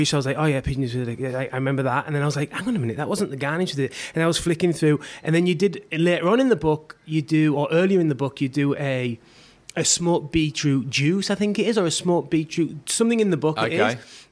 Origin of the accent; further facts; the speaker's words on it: England, United Kingdom; also born or lived in Sydney; now in Australia; I come from England and, you know, all this, and I moved to Sydney